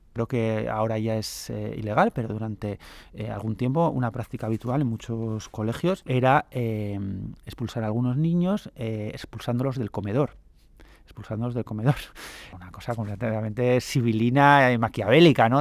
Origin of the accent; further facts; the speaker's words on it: Asturias, Spain; now in Madrid, Spain; yo, soy asturiano